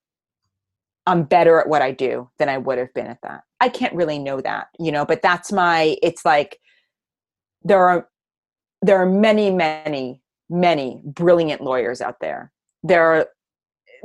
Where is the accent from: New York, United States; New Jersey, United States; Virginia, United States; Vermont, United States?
New York, United States; New York City; I'm from New York City